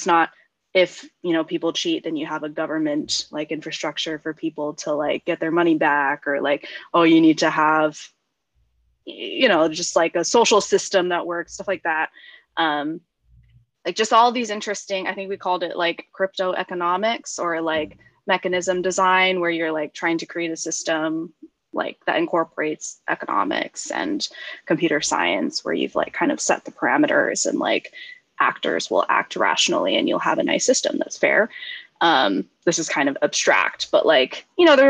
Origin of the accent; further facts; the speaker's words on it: Silicon Valley, California, United States; I grew up in Silicon Valley.